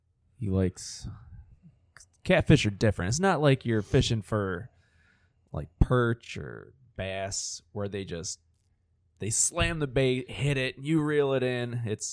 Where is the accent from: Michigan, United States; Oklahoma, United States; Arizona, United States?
Michigan, United States; Detroit; moved away; I was born and raised in Detroit.